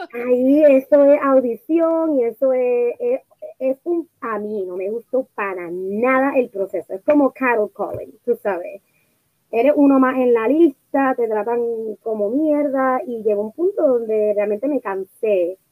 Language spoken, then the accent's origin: Spanish; Puerto Rico; moved away as an adult; now in Los Angeles, United States; nosotras hemos las dos nos mudamos de Puerto Rico eh, hace un par de añitos atrás a Estados Unidos, pero eh, se mudó a Connecticut y yo me mudé a Los Ángeles